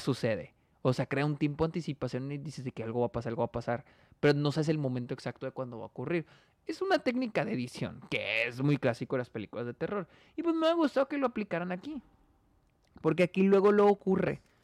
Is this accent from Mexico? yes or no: yes; Mexico